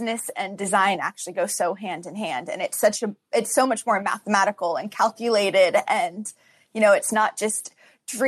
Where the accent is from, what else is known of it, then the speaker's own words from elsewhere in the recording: California, United States; now in Hawaii, United States; I'm from California